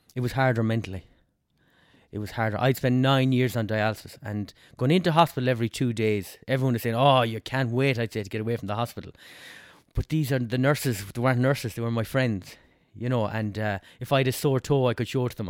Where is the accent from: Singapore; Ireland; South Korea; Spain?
Ireland; Westport, Connacht; also born or lived in England; I'm from Westport